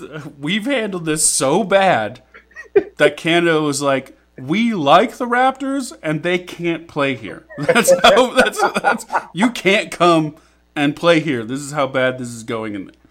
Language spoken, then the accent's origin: English; United States; That was almost me being a dumb American talking for a second.